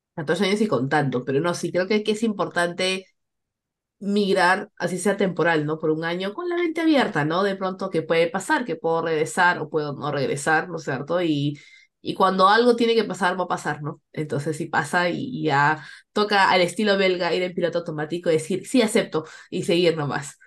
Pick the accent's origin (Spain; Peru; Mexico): Peru; moved away; como peruanas y latinas que estamos fuera de nuestros países